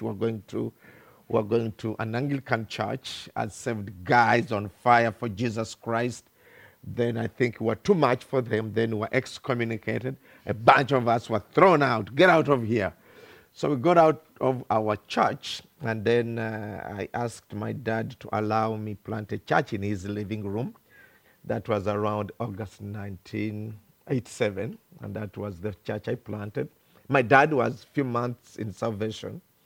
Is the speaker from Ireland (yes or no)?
no; Uganda; English is a second language; I come from Uganda, thousands of kilometers from here